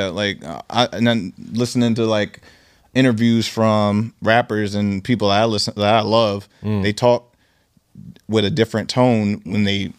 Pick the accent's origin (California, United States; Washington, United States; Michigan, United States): Washington, United States; Seattle; So I'm born from Seattle, and this is my first time.